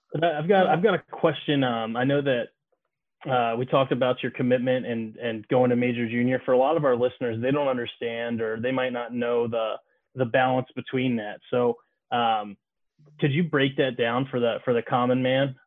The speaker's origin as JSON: {"language": "English", "town": "Bowie", "region": "Maryland", "country": "United States", "tie": "born or raised there", "said": "growing up in Maryland, you know, you're a kid from Bowie. I was a kid from Bowie"}